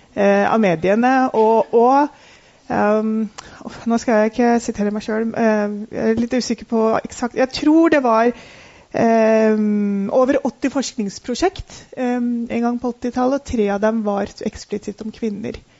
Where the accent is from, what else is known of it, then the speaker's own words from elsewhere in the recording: Oslo, Norway; Jeg er født og oppvokst i Oslo